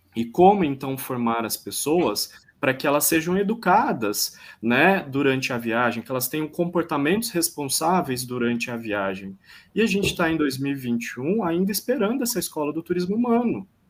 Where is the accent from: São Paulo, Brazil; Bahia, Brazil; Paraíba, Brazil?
São Paulo, Brazil; Piracicaba; also born or lived in São Pedro; eu sou nascido em Piracicaba, eu estou quarentenando neste momento em São Pedro, que é a região de Piracicaba